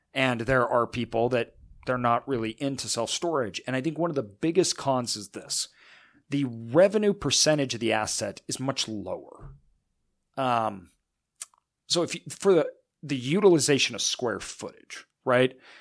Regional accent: Northwest, United States; I'm obviously from the Northwest

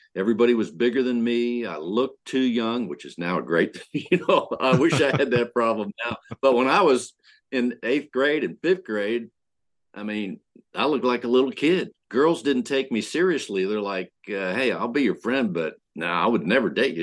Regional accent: Pennsylvania, United States; now in Houston, United States; I grew up in Pennsylvania

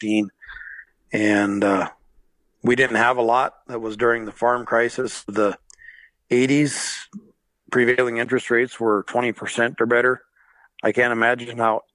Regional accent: Eagle Butte, South Dakota, United States; I was born in Eagle Butte, South Dakota in 1969, and home for me for the first part of my life, the first 5 years of my life, was just across the draw over here at Mom and Dad's old place

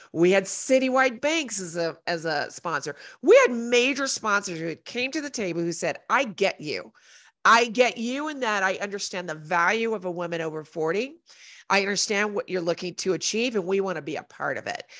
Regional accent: Colorado Springs, Colorado, United States; I'm from Colorado Springs

